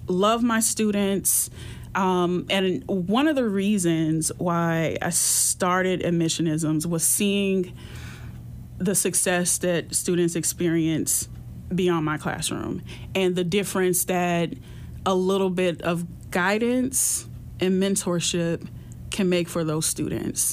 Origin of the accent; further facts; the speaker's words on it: Florida, United States; moved away as an adult; also born or lived in Michigan; being born and raised in Florida